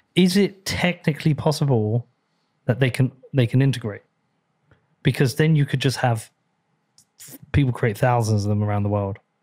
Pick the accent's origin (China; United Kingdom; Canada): United Kingdom; Bedford, East of England; Appreciate you coming to my hometown